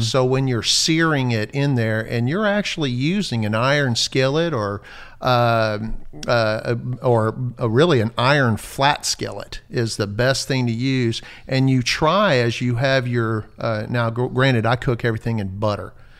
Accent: Natchitoches, Louisiana, United States; moved away; growing up in Louisiana

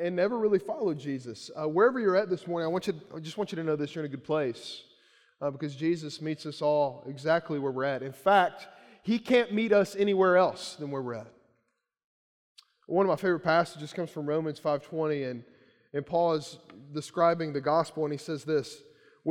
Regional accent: Central Kentucky, United States; I grew up in Central Kentucky

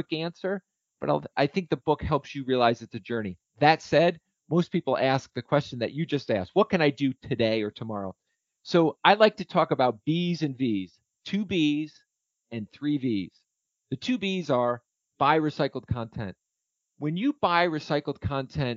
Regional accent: Nassau, New York, United States; moved away; My hometown is Nassau, New York

